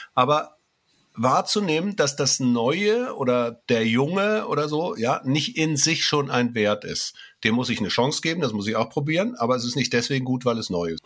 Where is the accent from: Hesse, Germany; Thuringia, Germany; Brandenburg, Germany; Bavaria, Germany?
Thuringia, Germany; Gera; bei uns in Gera